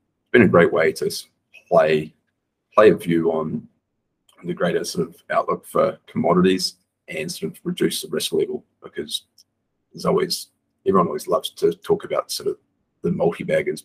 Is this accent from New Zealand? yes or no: yes; New Zealand; moved away as an adult; now in Bali, Indonesia; I grew up on a farm in New Zealand